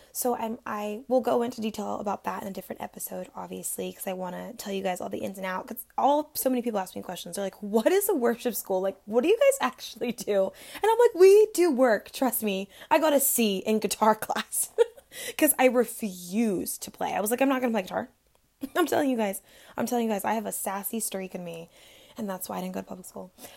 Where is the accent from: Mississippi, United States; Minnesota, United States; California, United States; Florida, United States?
Florida, United States; I was born and raised in Florida